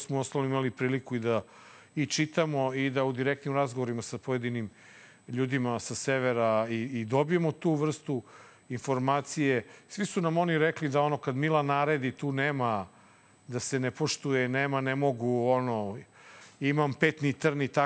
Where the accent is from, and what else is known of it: Serbia